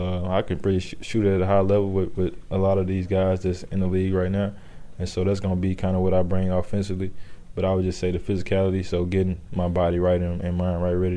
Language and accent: English; Decatur, Alabama, United States; moved away as an adult; now in San Francisco, United States; I'm from Alabama, so I'm the first person to ever, you know, get this far from my city.